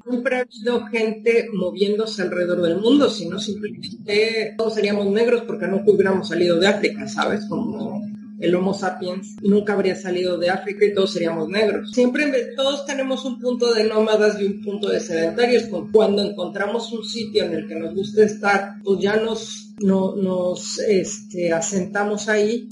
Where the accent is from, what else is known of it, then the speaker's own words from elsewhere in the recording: Mexico City, Mexico; moved away as an adult; now in Huelva, Spain; una persona que ha crecido, nacido, y ha sido criada en una ciudad de veintipico de millones de habitantes